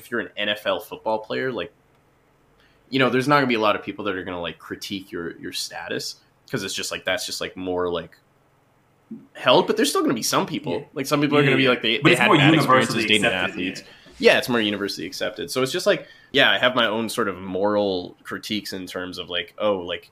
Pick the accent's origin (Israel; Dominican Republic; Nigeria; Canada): Canada